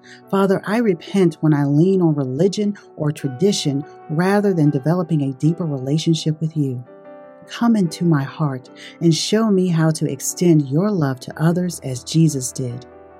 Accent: Brooklyn, New York, United States; I was raised in Brooklyn, New York

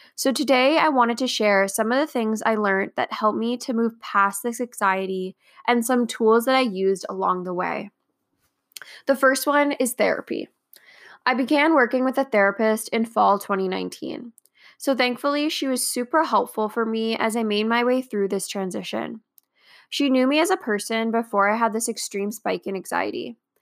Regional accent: Canada; I am a Canadian entrepreneur, blogger, architectural designer, and Crohn's warrior

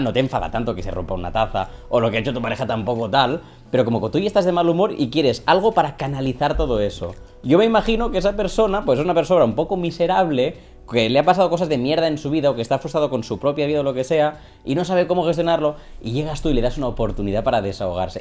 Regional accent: Catalonia, Spain; soy un creador catalán que se pasa al castellano

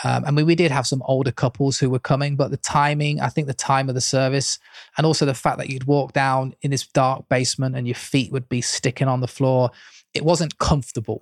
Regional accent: Leicester, East Midlands, United Kingdom; moved away as an adult; now in Leeds, United Kingdom; I was brought up in Leicester with my parents who were pastors of an Assemblies of God church

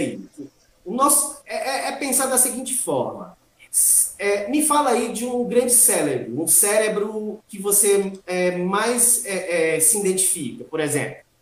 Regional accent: Itaém, Bahia, Brazil; moved away as an adult; also born or lived in Espírito Santo / São Paulo; now in Itaquaquecetuba, Brazil; eu sou baiano, sou natural de Itaém, Bahia, região uhum. do extremo sul da Bahia

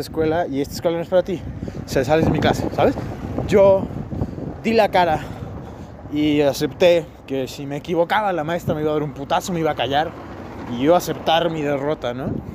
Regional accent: Mexico

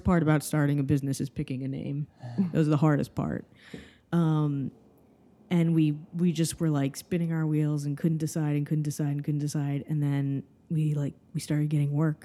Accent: Miami, Florida, United States; now in New York, United States; I grew up in Miami, Florida

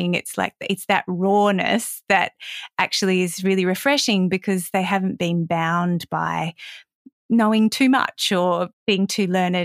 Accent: Adelaide, South Australia, Australia; moved away as an adult; also born or lived in Perth / Sydney; I grew up in Adelaide

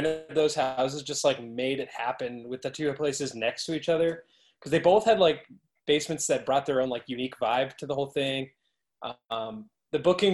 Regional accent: Haverhill, Massachusetts, United States; I grew up in Haverhill

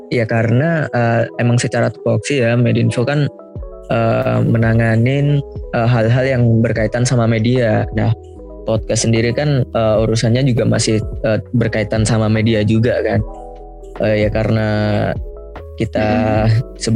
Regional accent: Surabaya, East Java, Indonesia; dari Antropologi Angkatan 2019. Aku dari Surabaya.

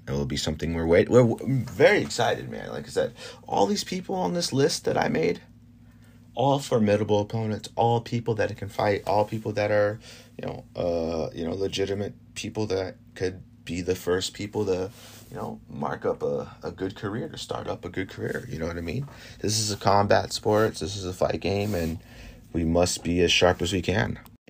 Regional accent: Florida, United States; over here in my hometown. This is in Florida.

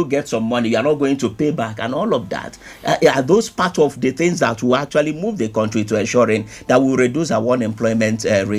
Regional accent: Nigeria; there is absolutely nothing that makes me excited being a Nigerian.

